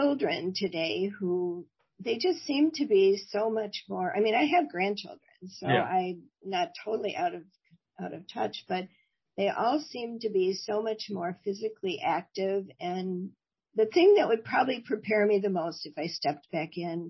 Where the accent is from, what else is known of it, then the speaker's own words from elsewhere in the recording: Oak Park, Illinois, United States; I grew up in Oak Park, Illinois, a suburb of Chicago